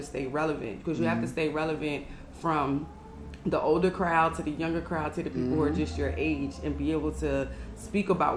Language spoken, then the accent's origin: English; Wilmington, Delaware, United States; Born and raised in Wilmington, Delaware, went to University of Delaware